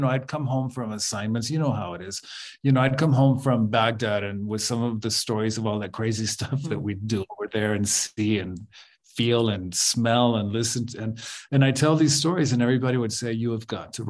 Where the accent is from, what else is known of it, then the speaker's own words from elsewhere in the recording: Guatemala; when I was growing up in Guatemala, when I was a teenager in the early 80s